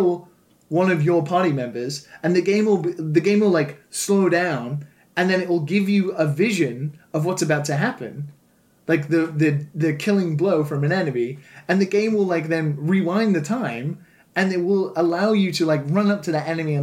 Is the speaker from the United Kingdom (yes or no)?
yes; United Kingdom; as a British person